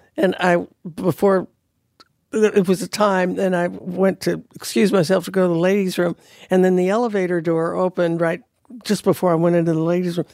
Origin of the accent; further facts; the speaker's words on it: California, United States; moved away; I'm from California